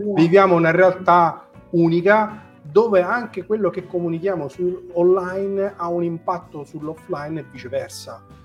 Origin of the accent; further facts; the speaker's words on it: Marsala, Sicily, Italy; Io sono di Massala